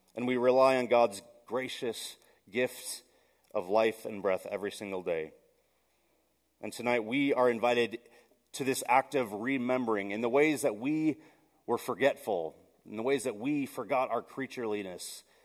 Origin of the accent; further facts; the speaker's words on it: Milwaukee, Wisconsin, United States; I grew up in Milwaukee